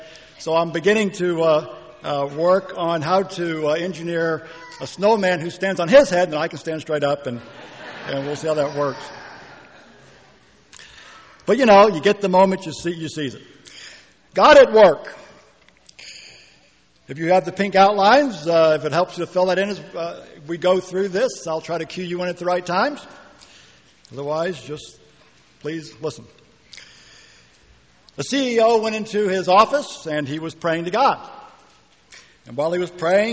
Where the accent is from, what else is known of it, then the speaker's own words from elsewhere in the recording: Northeast, United States; moved away as an adult; now in Auburn, United States; I grew up in the Northeast